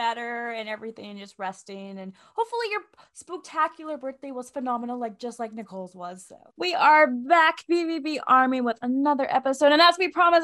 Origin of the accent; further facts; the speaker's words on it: Oaxaca, Mexico; moved away; I was born in Mexico. I was born in Oaxaca